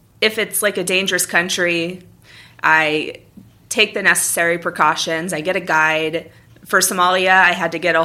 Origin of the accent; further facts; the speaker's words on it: United States; I was from the United States